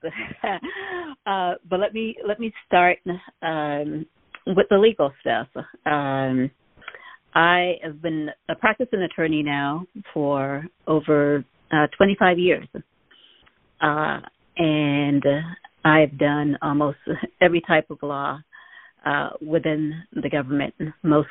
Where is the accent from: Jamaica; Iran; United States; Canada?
Jamaica; moved away; When I was growing up in Jamaica, I was that quiet child, almost voiceless